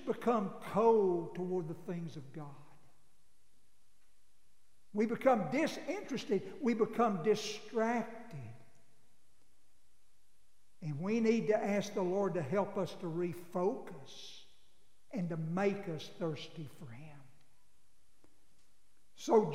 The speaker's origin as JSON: {"language": "English", "town": "Abilene", "region": "Texas", "country": "United States", "tie": "born or raised there", "said": "I grew up in Abilene, but I effectively grew up in a cow lot"}